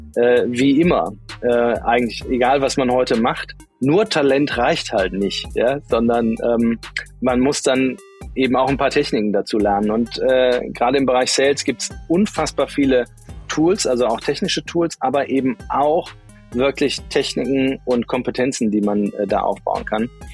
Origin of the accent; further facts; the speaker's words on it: Bonn, North Rhine-Westphalia, Germany; also born or lived in Düsseldorf / Munich / Cologne; now in Essen, Germany; Auf die Welt gekommen bin ich ähm, mal in Düsseldorf und bin dann auch wirklich waschechter Rheinländer, bin also im Rheinland äh, aufgewachsen, bin in Bonn zur Schule gegangen